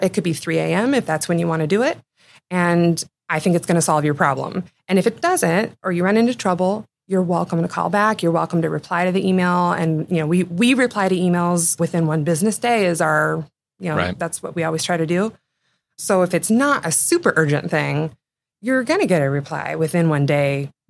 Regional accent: Seattle, Washington, United States; also born or lived in St. Charles, Missouri; I was born on Capitol Hill. And I've lived most of my life in the greater Seattle area.

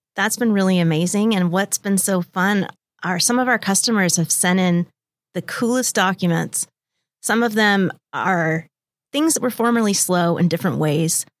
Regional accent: Lake Tapps, Washington, United States; also born or lived in Bellevue / Bellingham; I was born in Bellevue, and I've lived here in the Seattle area my whole entire life. I'm from a small town, Lake Taps, and I went to Sumner High

